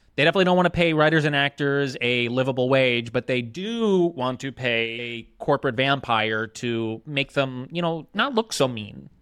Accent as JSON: {"language": "English", "area": "Jersey Shore", "region": "New Jersey", "country": "United States", "tie": "born or raised there", "moved": "yes", "said": "I grew up on the Jersey Shore in a shore town."}